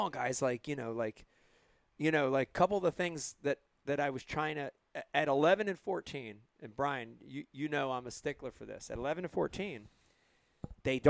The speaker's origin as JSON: {"language": "English", "region": "New Jersey", "country": "United States", "said": "we're from Jersey"}